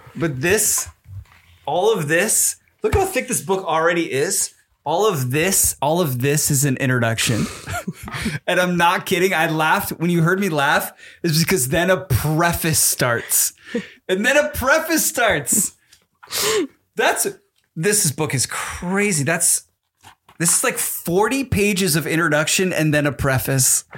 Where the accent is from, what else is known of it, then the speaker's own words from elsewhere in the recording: New Jersey, United States; in New Jersey, when I was a little kid